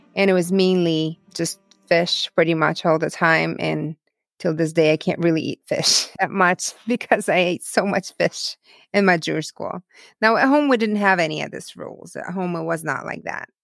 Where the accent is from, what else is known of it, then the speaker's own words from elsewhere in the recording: Dnipro, Dnipropetrovsk Oblast, Ukraine; first language Russian; English is a second language; now in United States; I grew up on the, um, tenth floor of apartment building in the city called Dnipro, the third largest city in Ukraine